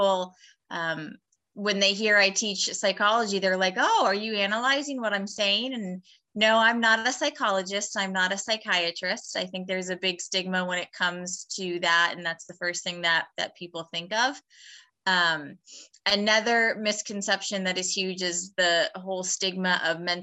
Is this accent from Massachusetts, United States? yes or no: no; Erie, Pennsylvania, United States; moved away as an adult; also born or lived in Pittsburgh area; now in York, United States; originally I'm from Erie